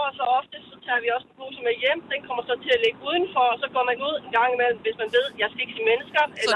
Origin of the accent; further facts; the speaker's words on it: Thyborøn, Central Denmark Region, Denmark; moved away as an adult; now in Zealand, Denmark; jeg er jo født og opvokset i Typerøn, har så boet på, på Sjælland de sidste 20 år